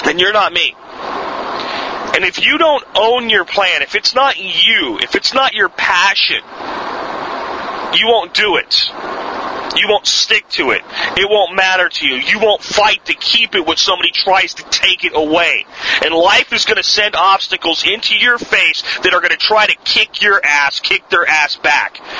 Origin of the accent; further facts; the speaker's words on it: Pennsylvania, United States; there's still a lot of places where I grew up in Pennsylvania where you want to hunt deer